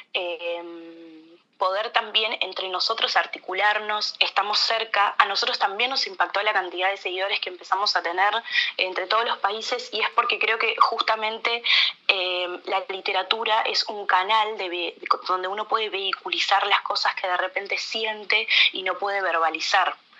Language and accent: Spanish; Uruguay